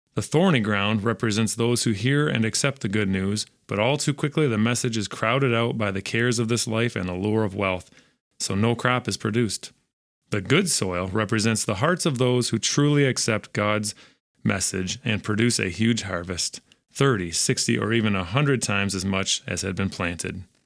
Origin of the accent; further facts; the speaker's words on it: West Michigan, United States; growing up in West Michigan